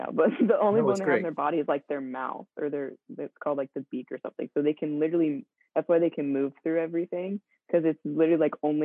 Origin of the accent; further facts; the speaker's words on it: Central Maryland, United States; I grew up in Central Maryland